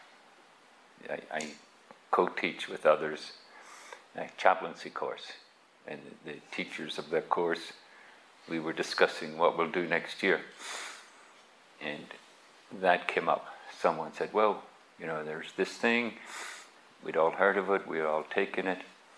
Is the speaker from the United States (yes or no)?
no; Ireland; moved away as an adult; also born or lived in England; I grew up in Ireland. We went to England to look for work